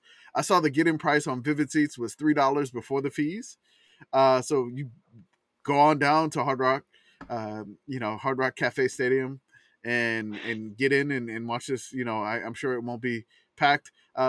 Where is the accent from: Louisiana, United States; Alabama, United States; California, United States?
Louisiana, United States; New Orleans; Even though I grew up in New Orleans